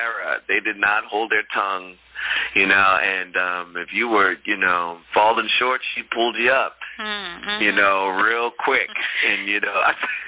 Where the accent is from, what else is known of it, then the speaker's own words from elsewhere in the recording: Philadelphia, Pennsylvania, United States; I'm from Philadelphia